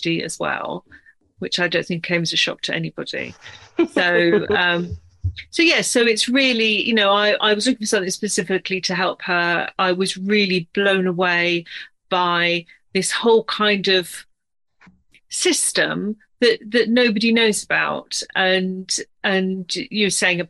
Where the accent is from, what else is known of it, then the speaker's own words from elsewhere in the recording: United Kingdom; accent: British; also born or lived in near London; I'm British, as you can probably tell from my accent. I'm based just outside of London.